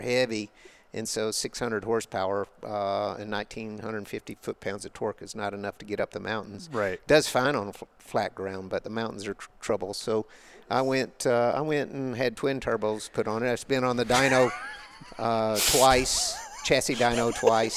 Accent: Arkansas, United States; I grew up in Arkansas on the back roads

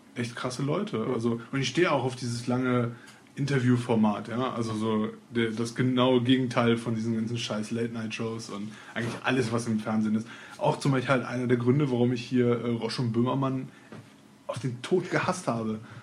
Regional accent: Cologne, North Rhine-Westphalia, Germany; bei uns in Köln

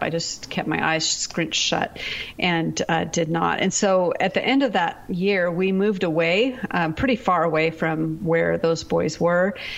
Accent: Pacific Northwest, United States; moved away as an adult; also born or lived in Seattle area / Texas; I'm from the Pacific Northwest

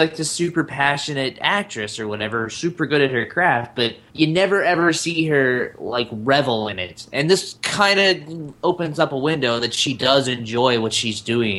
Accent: the American South, Southern United States, United States; I just associate that with my Southern upbringing.

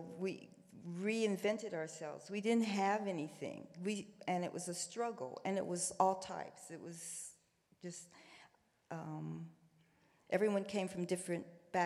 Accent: Columbus, Ohio, United States; now in New York, United States; growing up in Columbus, you were either black or white

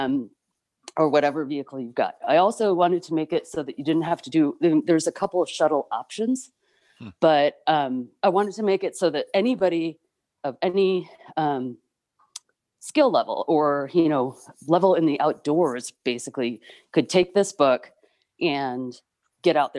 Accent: Chicago suburbs, Illinois, United States; moved away as an adult; now in Arizona, United States; I grew up in the Chicago suburbs

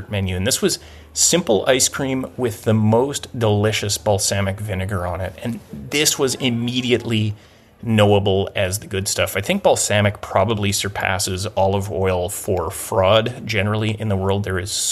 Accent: Gibsons, British Columbia, Canada; my hometown of Gibson's, British Columbia

